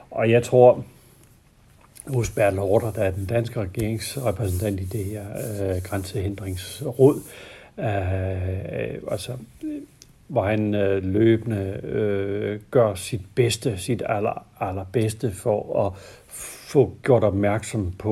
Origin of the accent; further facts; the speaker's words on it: Denmark; Det kan vi ikke få som danskere.